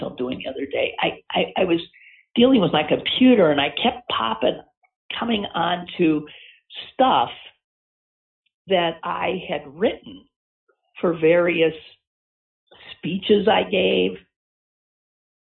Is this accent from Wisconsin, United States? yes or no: yes; Green Bay, Wisconsin, United States; moved away as an adult; also born or lived in Evanston, Illinois; now in Pittsburgh, United States; I was born and raised in Green Bay to a family that owned season tickets for 70-plus years.